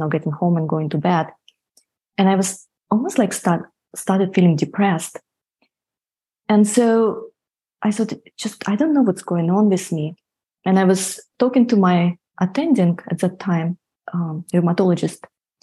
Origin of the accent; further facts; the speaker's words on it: Siberia, Russia; moved away as an adult; I grew up in Siberia, so I went to medical school in Siberia